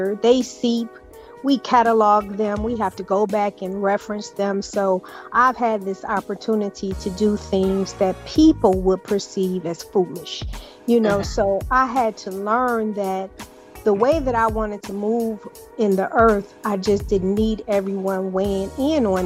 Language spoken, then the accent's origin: English; Detroit, Michigan, United States; moved away as an adult; also born or lived in San Diego / Germany; born and raised in Detroit, and I just did not want to stay there